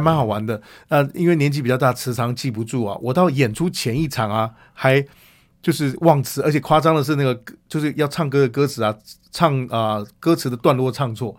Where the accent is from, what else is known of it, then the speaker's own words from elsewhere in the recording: Taipei, Taiwan; 我自己在台北出生